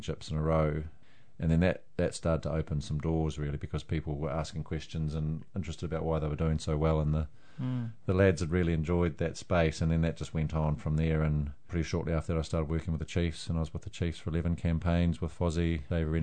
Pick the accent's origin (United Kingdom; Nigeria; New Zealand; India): New Zealand; Hawke's Bay; moved away as an adult; also born or lived in Waikato; now in Hamilton, New Zealand; I grew up in Hawke's Bay, but I've been in the Waikato for 20 years